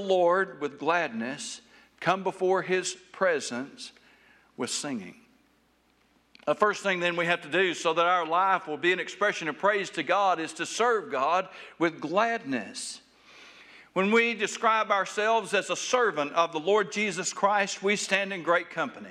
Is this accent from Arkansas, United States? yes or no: yes; Taylor, Arkansas, United States; Where I grew up in South Arkansas